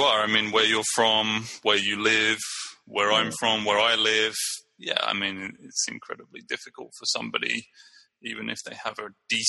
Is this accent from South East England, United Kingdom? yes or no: yes; Brighton, South East England, United Kingdom; now in San Leandro, United States